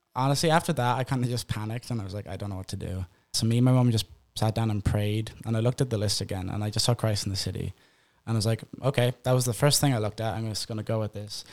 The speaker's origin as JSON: {"language": "English", "country": "Ireland", "moved": "as an adult", "lives_now": "United States", "said": "I'm Irish"}